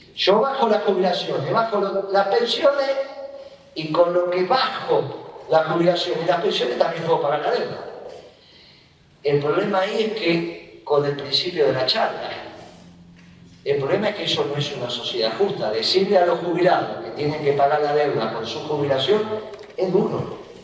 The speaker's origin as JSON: {"language": "Spanish", "country": "Argentina", "said": "Nosotros somos la Argentina"}